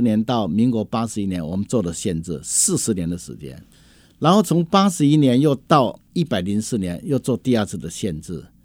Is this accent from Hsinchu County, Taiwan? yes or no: yes; Hsinchu County, Taiwan; 我们是土生土 长在新竹县这一块土地